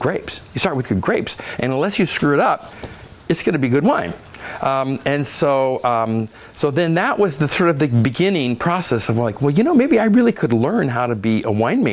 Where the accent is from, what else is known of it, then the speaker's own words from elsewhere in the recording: Oregon, United States; I grew up in Oregon, and I remember black cap jam as a kid